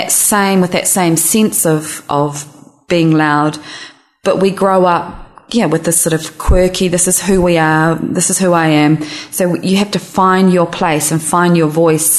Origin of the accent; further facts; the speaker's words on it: New Zealand; now in San Francisco, United States; I'm a New Zealander